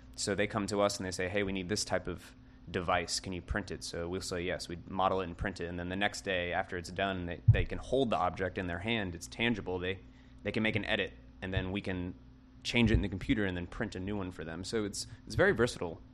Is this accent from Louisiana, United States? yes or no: yes; Kenner, Louisiana, United States; I'm from Kenner as well.